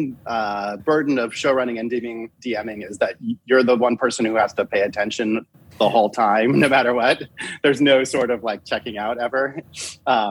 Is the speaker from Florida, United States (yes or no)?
no; Denver, Colorado, United States; I grew up in Denver, Colorado, you know, in like the 80s